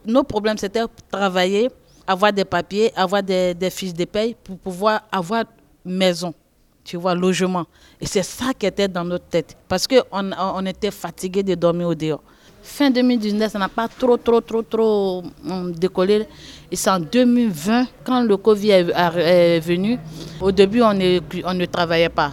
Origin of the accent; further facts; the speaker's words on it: Côte d’Ivoire; moved away as an adult; now in France; je viens de la Côte d'Ivoire